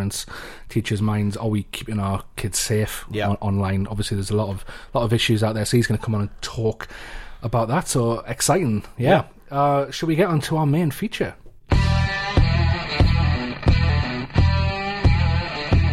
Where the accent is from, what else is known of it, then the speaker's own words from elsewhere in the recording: Newcastle upon Tyne, North East England, United Kingdom; I'm from Newcastle in the northeast. So As you might have guessed by the accent.